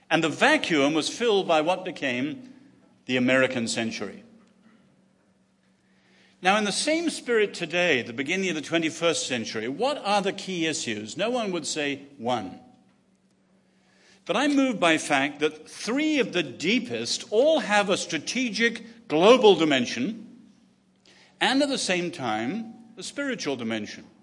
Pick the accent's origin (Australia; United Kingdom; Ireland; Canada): United Kingdom; England; also born or lived in China; as an Englishman